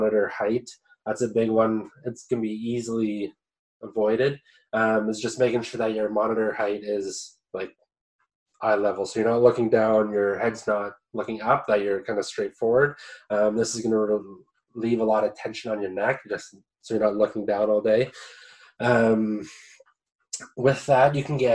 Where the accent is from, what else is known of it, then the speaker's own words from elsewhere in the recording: near Listowel, Ontario, Canada; also born or lived in London, Ontario / England; I grew up in Kurtzville. It's like 10 minutes outside of Listowel